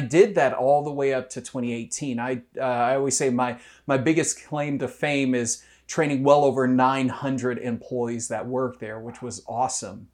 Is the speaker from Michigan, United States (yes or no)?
yes; Detroit, Michigan, United States; moved away as an adult; now in Columbus, United States; I'm from Detroit. Uh, uh, there are lots of things that could be said about Detroit, um, but I remember a, a, community that was incredibly vibrant when I was growing up